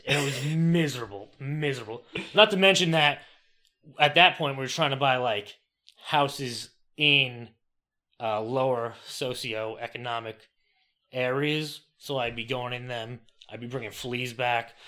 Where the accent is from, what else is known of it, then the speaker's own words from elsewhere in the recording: Franklin Square, New York, United States; moved away as an adult; now in Delaware, United States; I was born and raised in Franklin Square, New York, that's on Long Island